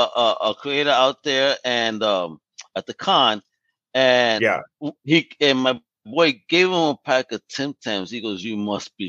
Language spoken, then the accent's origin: English; New York, United States; I'm from New York